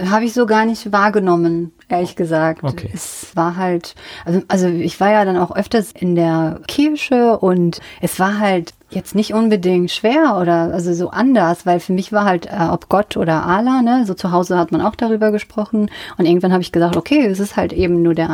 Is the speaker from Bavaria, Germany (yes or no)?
no; North Rhine-Westphalia, Germany; Aus dem Siegerland.